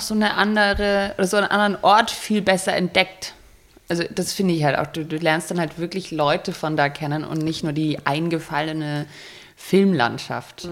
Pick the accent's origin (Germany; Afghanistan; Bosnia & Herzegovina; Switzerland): Germany; also born or lived in Berlin; als Deutsche